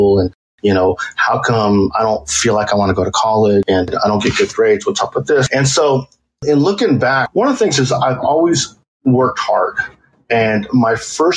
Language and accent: English; El Cajon, California, United States; I was born in El Cajon, California